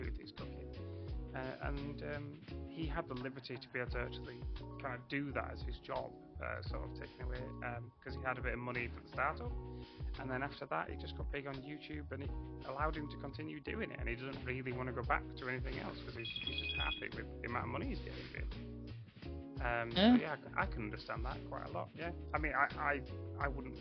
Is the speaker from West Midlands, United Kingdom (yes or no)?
no; Yorkshire and the Humber, United Kingdom; moved away as an adult; also born or lived in South Africa; I've met so many more English people now outside of the UK, and realised I am very much a Yorkshireman. So I'm very much from Yorkshire, and I can teach through my voice and my intonations